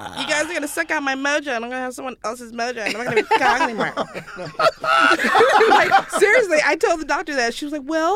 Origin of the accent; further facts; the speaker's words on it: Carson, California, United States; I grew up in Carson in Los Angeles